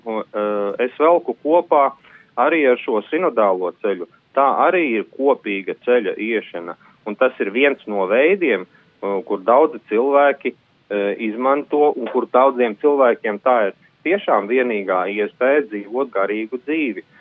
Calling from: Jūrmala, Latvia; no Jūrmalas

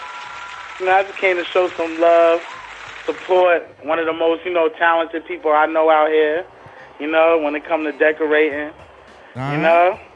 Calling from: New York City, New York, United States; I'm calling from Far Rockaway.

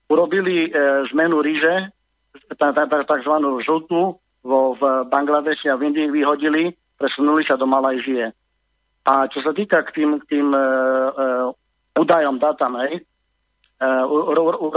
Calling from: Germany; volal som vám e, z Nemecka, volám.

